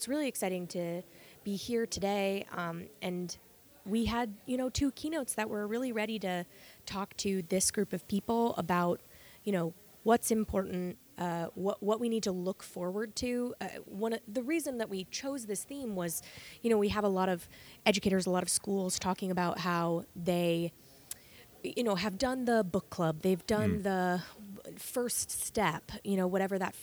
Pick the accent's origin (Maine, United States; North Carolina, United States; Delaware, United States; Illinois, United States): Maine, United States; now in Massachusetts, United States; I'm not from Massachusetts originally. I'm from Maine